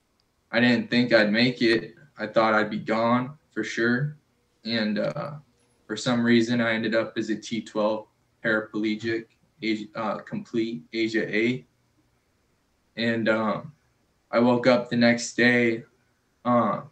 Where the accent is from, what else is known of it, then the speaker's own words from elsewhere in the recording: Chicago, Illinois, United States; also born or lived in Florida; now in Seattle, United States; I'm originally born and raised in Chicago, Illinois, or how I like to call it, Chirac